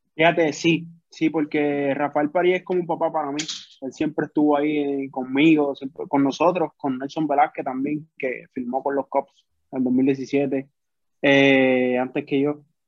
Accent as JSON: {"language": "Spanish", "town": "Carolina", "country": "Puerto Rico", "tie": "born or raised there", "also_born_or_lived": "San Juan, Puerto Rico", "said": "Yo soy de Carolina, de Puerto Rico. Criado. Carolina, Puerto Rico. sí, criado. Nací en San Juan, pero me he criado toda mi vida aquí"}